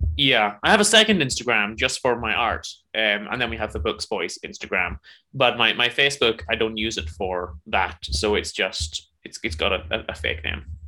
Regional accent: Northern Ireland, United Kingdom; I'm from Northern Ireland

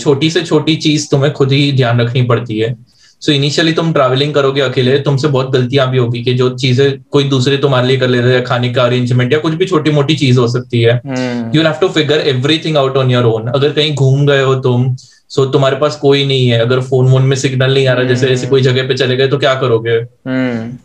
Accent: Chandigarh, India; मैं भी चंडीगढ़ से हूँ

